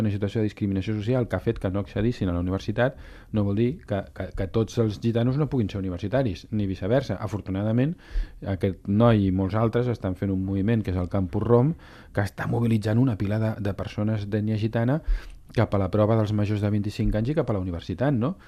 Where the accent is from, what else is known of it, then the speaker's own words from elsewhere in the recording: Catalonia, Spain; com a catalans, com a ciutat catalana